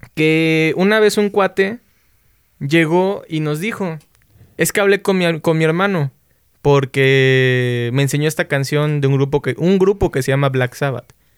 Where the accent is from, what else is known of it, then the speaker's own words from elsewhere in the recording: Xalapa, Veracruz, Mexico; que es nuestra banda, somos de Jalapa, Veracruz.